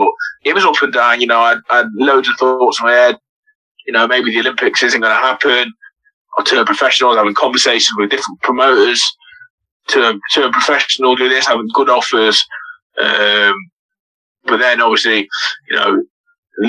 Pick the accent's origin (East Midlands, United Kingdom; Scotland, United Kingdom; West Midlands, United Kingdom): West Midlands, United Kingdom; Burton upon Trent; I'm from Burnham Trent